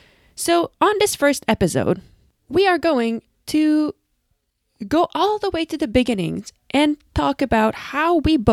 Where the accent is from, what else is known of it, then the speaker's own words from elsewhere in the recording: Canada; So, Lucinda and myself are two professional cyclocross racers. I'm from Canada, she comes from the Netherlands